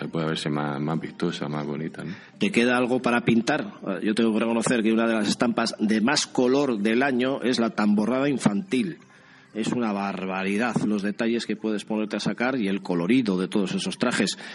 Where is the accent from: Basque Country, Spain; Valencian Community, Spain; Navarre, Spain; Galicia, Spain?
Basque Country, Spain; San Sebastián; a los que somos como muy de San Sebastián y, muy pegados